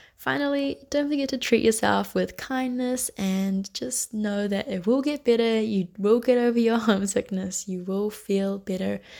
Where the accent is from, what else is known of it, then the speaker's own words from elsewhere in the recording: New Zealand; moved away as an adult; now in Barcelona, Spain; I'm from New Zealand